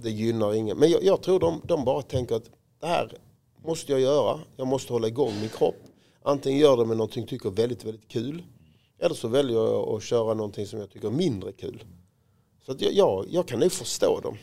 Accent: Råå, Skåne, Sweden; jag var ju fotbollsspelare som alla andra pojkar på Rå där jag växte upp

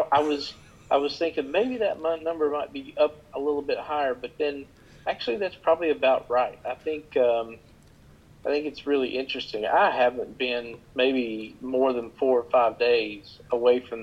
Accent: Elkhorn City, Kentucky, United States; now in Lexington, United States; I'm from Elkhorn City, actually, in eastern Kentucky, Pike County. And around 2000, I moved this way to Lexington

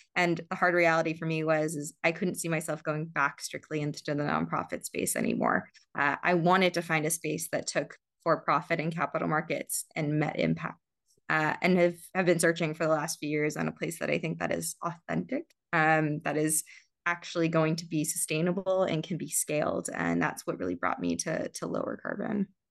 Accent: San Diego, California, United States; also born or lived in Johannesburg, South Africa; I was born in Johannesburg, South Africa. I uh, immigrated with my family when I was younger to San Diego, where there happened to be a very robust community of, of South African Jews. Um, so I grew up uh, in Southern California

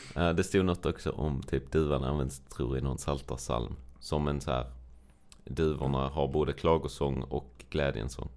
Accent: Sweden; Rya, där jag är uppvuxen

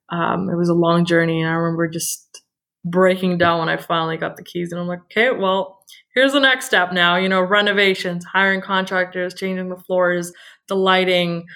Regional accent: Burnaby, British Columbia, Canada; also born or lived in Surrey, British Columbia; I grew up in Burnaby in Surrey my whole life

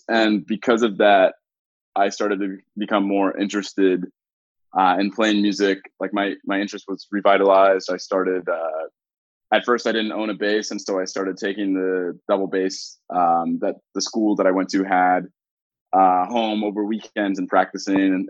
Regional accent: Raleigh, North Carolina, United States; moved away as an adult; now in Toronto, Canada; I grew up in Raleigh, North Carolina

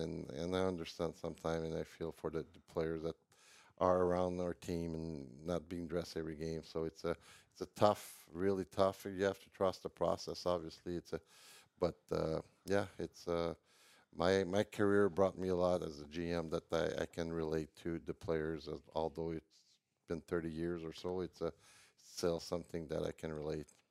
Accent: Montreal, Quebec, Canada; in Montreal, my hometown

